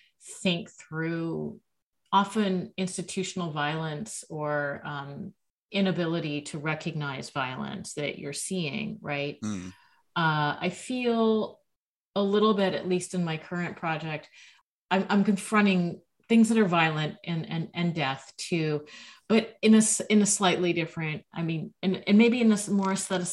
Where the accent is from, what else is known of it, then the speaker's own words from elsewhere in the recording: Los Angeles, California, United States; growing up in Los Angeles